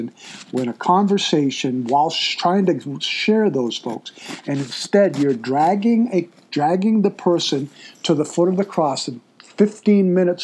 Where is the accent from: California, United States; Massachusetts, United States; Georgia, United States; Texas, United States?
Massachusetts, United States; moved away; I'm originally from Massachusetts